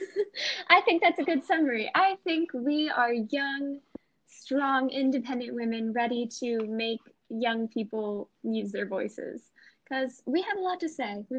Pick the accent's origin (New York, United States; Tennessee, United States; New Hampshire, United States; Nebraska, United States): New Hampshire, United States; southern; I use pronouns she, her. I am 18 years old. I'm from a small, irrelevant town in southern New Hampshire.